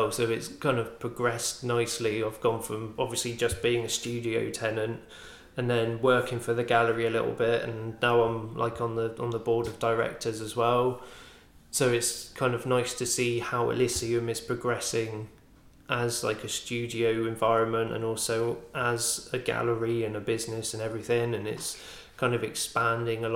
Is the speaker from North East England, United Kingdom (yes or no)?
no; Bournemouth, South West England, United Kingdom; accent: West Country; moved away as an adult; now in Swansea, United Kingdom; I'm originally from Bournemouth. Despite my accent being quite West Country, I am actually from Bournemouth.